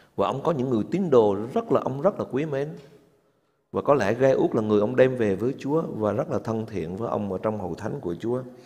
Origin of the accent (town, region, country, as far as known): Vietnam